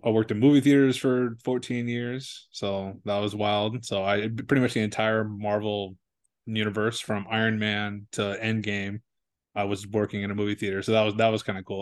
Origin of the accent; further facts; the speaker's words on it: San Diego, California, United States; I was born in San Diego